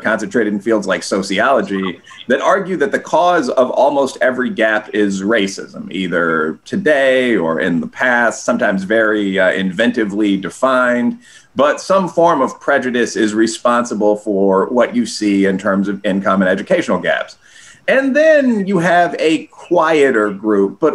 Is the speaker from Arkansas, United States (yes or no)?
no; Chicago, Illinois, United States; also born or lived in Aurora, Illinois; I was born on the South Side. I grew up in the Wicker Park neighborhood